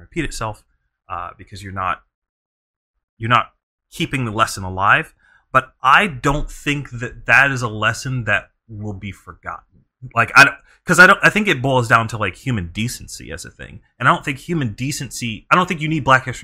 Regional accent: Bishopville, South Carolina, United States; I grew up in South Carolina, pretty racist state to be in, and I grew up in a very, like, southern-esque, like, city. It's called Bishopville, South Carolina.

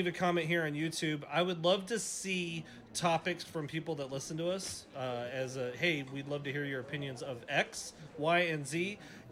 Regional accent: Portland, Oregon, United States; moved away; I'm from Portland, Oregon

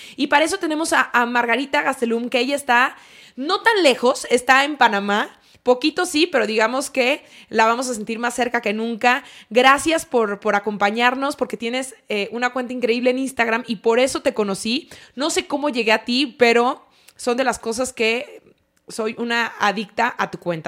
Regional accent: La Piedad, Michoacán, Mexico; moved away; also born or lived in Guadalajara; yo crecí en La Piedad y como buena piedadense nuestra playa más cercana era Vallarta

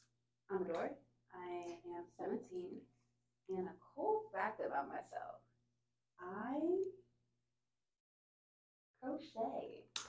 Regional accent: Newburgh, Indiana, United States; we're all from Evansville, Newburgh, Indiana.

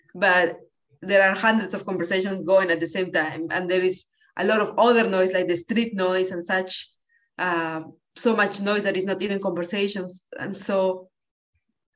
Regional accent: Lima, Peru; moved away as an adult; now in Boston, United States; I grew up in Lima, Peru.

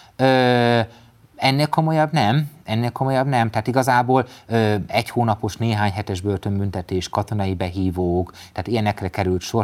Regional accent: Mezőtúr, Jász-Nagykun-Szolnok, Hungary; egy kisvárosból, mezőtúról származom

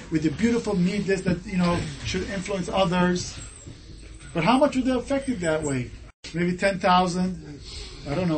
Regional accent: Japan; moved away; I came from Japan. I grew up in Japan.

